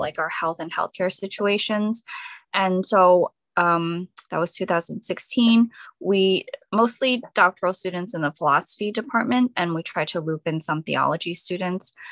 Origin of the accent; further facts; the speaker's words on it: Edison, New Jersey, United States; I'm from Edison, New Jersey